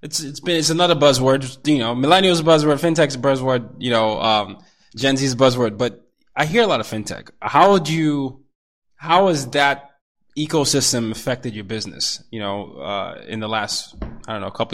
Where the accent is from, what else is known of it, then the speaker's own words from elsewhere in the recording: Nigeria; also born or lived in Asia; I'm a Nigerian. You know, I grew up partly in Asia as well as in Africa.